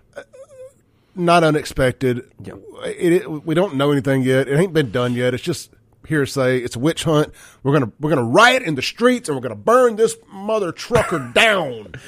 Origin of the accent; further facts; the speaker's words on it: Jackson, Mississippi, United States; I grew up with Chance in South Jackson.